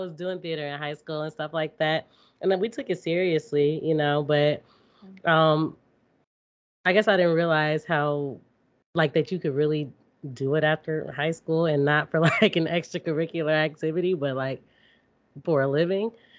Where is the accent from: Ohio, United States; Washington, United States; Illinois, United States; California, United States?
Illinois, United States; Calumet City; I've just moved around like the suburbs and lot, the south suburbs of Chicago.